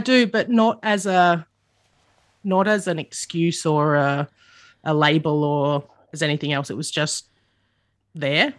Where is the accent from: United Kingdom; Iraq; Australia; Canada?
Australia; Adelaide, South Australia; I grew up in the suburbs of Adelaide.